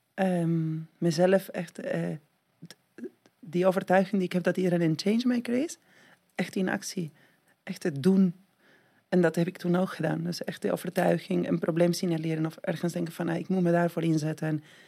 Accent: Argentina; Dutch is a second language; moved away as an adult; now in Netherlands; Ik kom uit Argentinië en dan woon ik in Nederland ja, bijna 20 jaar. Eh, maar toen ik dertien was, woonde ik in Argentinië.

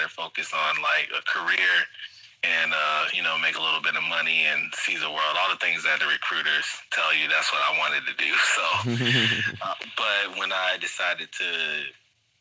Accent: Florida, United States; moved away as an adult; also born or lived in Iowa; I grew up in Florida.

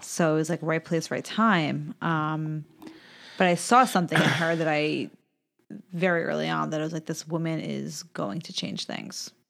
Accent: Long Island, New York, United States; I grew up on Long Island.

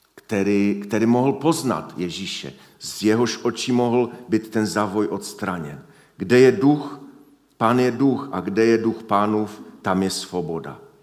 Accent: Silesia, Czechia; U nás na Slesku

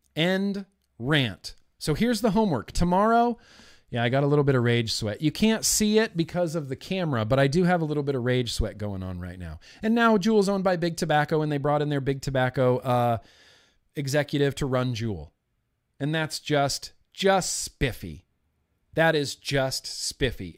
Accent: United States; As a free adult American who is of age

